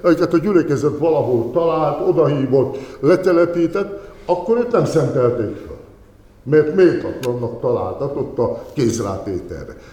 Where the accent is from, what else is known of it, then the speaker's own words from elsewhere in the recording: Zselickisfalud, Somogy, Hungary; now in Kaposvár, Hungary; a szülőfalumnak a lelkésze, és Zseric kisfaludi vagyok